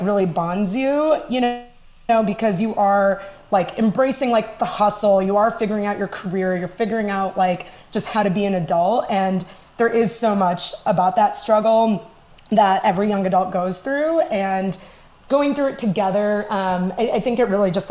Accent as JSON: {"language": "English", "town": "Chicago", "region": "Illinois", "country": "United States", "tie": "born or raised there", "also_born_or_lived": "New York City", "said": "I've lived here most of my life"}